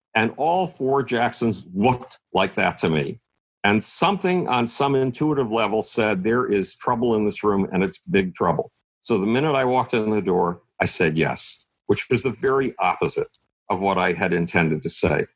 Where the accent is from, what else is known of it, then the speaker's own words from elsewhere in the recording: Buffalo, New York, United States; I grew up in Buffalo, New York